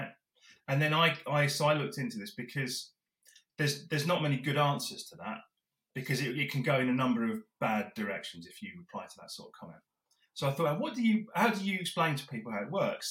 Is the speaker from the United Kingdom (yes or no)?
yes; Drift Bridge, near Epsom, South East England, United Kingdom; I grew up in Driftbridge, so just basically on the boundary of Epsom and Yeovil and Reigate and Banstead